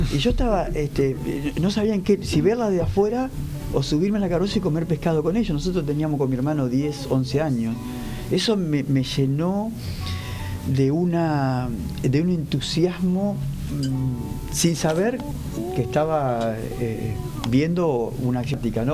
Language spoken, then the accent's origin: Spanish; Arrecifes, Buenos Aires Province, Argentina; now in La Plata, Argentina; en los carnavales de Arrecife, de mi pueblo, cerca de San Pedro